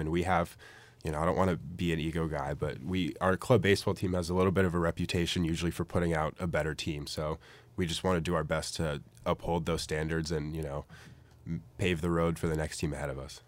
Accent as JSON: {"language": "English", "area": "San Francisco area", "region": "California", "country": "United States", "moved": "as an adult", "lives_now": "Eugene, United States", "said": "I'm from the San Francisco area, about twenty miles south"}